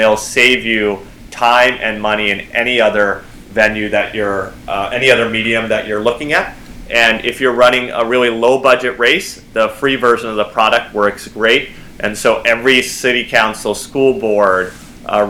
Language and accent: English; Libertyville, Illinois, United States; moved away; also born or lived in Lake Forest, Illinois / Aurora, Illinois / California; my home state is Illinois. That's where I grew up